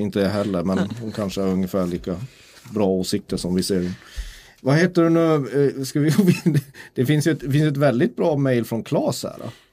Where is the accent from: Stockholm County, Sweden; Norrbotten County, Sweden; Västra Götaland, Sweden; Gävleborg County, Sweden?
Norrbotten County, Sweden; Kiruna; jag kommer från Kiruna